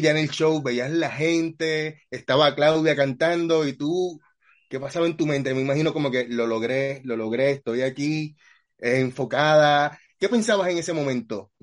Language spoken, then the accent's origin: Spanish; Puerto Rico; yo soy de Puerto Rico